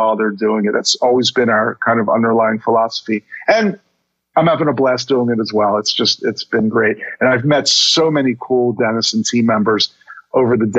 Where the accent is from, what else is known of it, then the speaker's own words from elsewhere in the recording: Baltimore, Maryland, United States; also born or lived in Miami Beach; I moved back to my hometown of Baltimore